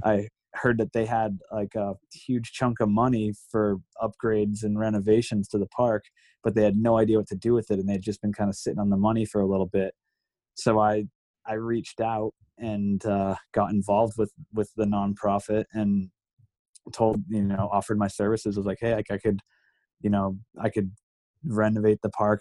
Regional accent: Cape Cod, Massachusetts, United States; growing up on Cape Cod, we're we're like three or four hours from any reputable mountain

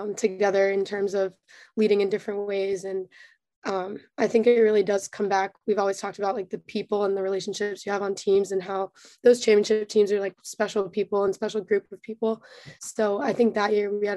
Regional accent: Maryland, United States; I grew up in like a pretty intense lacrosse scene

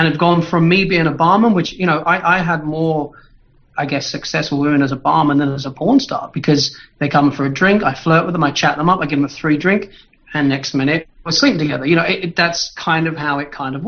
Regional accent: London, United Kingdom; from London, but I was born in Hampstead Heath. I come from the posh end

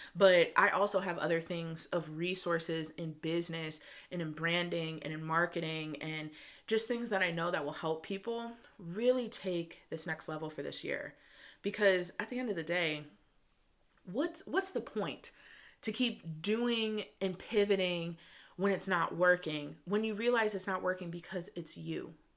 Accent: Michigan, United States; I'm a girl from Michigan. I grew up in the suburbs

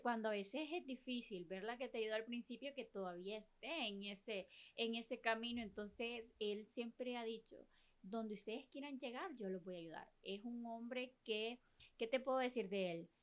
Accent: La Ceiba, Atlántida, Honduras; como seibeños, como hondureños

